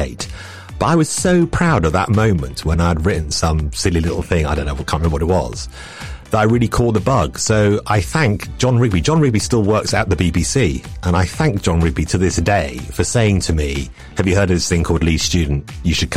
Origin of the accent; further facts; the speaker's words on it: London, United Kingdom; I was a real north-south kind of kid, and I grew up in London